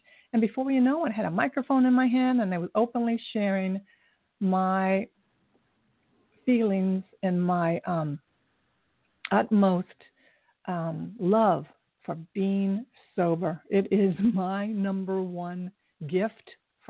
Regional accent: Dayton, Ohio, United States; moved away; also born or lived in Japan / Columbus, Ohio; I was born in Japan, but I grew up in Dayton and went to college at Ohio State in Columbus

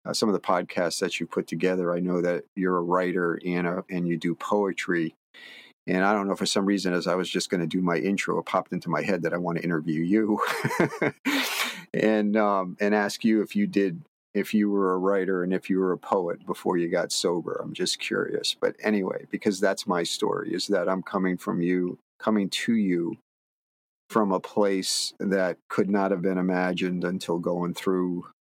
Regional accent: Connecticut, United States; now in Martha's Vineyard, United States; I grew up in Connecticut

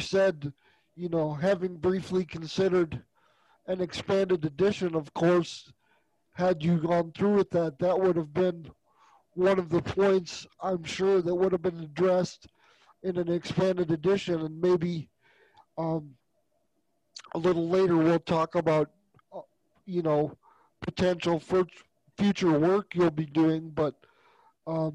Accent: Minnesota, United States; my home state and the state that's in my heart and in my soul and in my blood

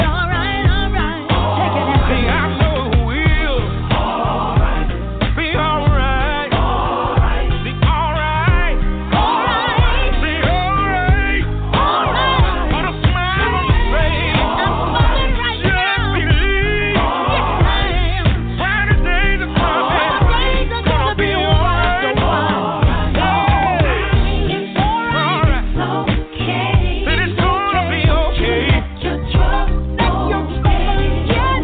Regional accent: Ohio, United States; moved away; also born or lived in Florida; I'm from Ohio, but by way of Florida

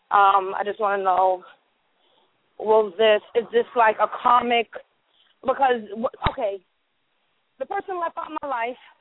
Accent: New York City, New York, United States; moved away; Originally, yes. from the Bronx.

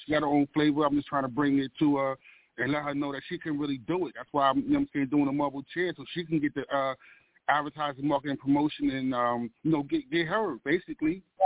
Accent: Baltimore, Maryland, United States; the environment that I'm, I've been raised in. You know what I'm saying? Zone 18, the good, the bad, and the ugly of Baltimore

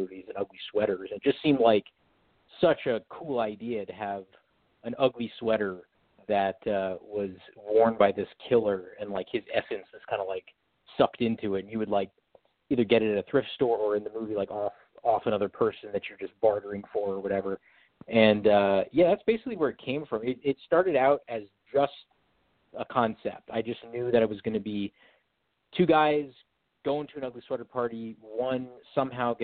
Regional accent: San Diego, California, United States; moved away as an adult; also born or lived in New Jersey / New York; now in Los Angeles, United States; I'm mostly, you know, mostly in San Diego most of my life, but now been in LA for a while now

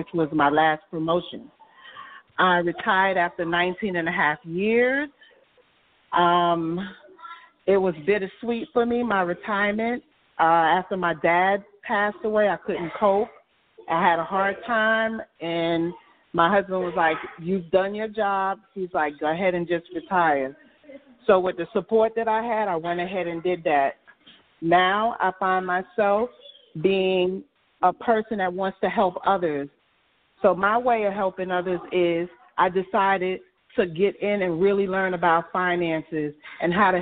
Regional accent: New York City, New York, United States; I was born and raised in Brooklyn, New York.

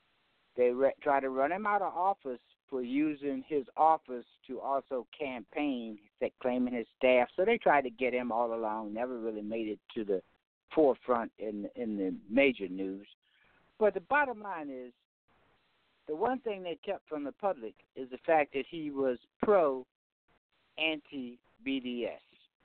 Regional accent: the South, United States; I've been around a long time, and I'm from the South.

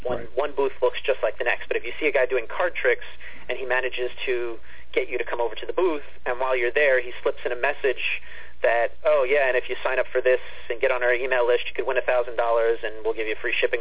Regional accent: East Meadow, New York, United States; back in East Meadow, in my hometown where I was born and grown up

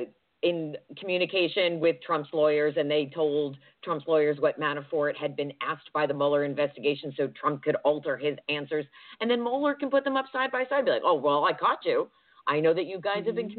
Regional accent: New Jersey, United States; also born or lived in Georgia; now in Pacific Northwest, United States; I'm originally from New Jersey

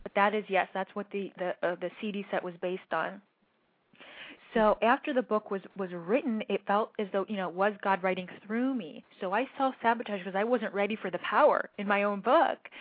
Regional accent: Cleveland, Ohio, United States; moved away as an adult; also born or lived in Berkeley, California; I grew up in Cleveland, Ohio

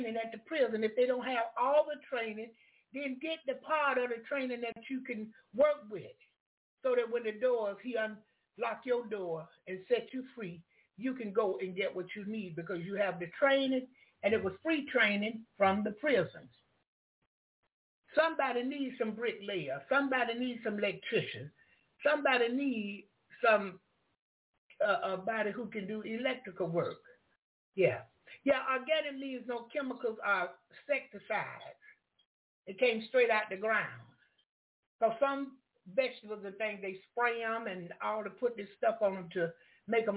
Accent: the South, United States; I'm from the South.

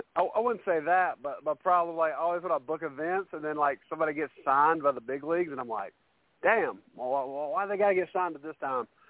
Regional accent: Carolina, United States; I'm a Carolina boy

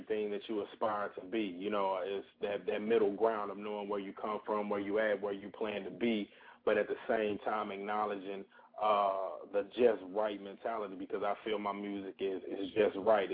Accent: St. Louis, Missouri, United States; moved away as an adult; also born or lived in Alabama / Georgia; now in Atlanta, United States; I'm originally from St. Louis, Missouri.

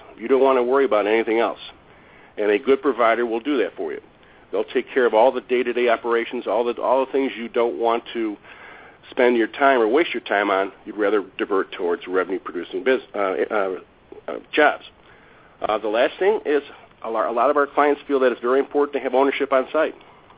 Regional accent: Chicago, Illinois, United States; born or raised there

